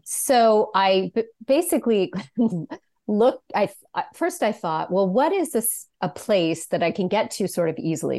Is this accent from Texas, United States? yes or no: no; Sacramento, California, United States; I'm from, as you mentioned, I'm from Sacramento